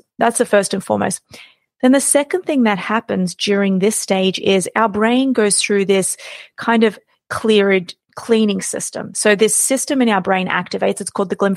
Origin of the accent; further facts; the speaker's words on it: Australia; I was born and raised in Australia.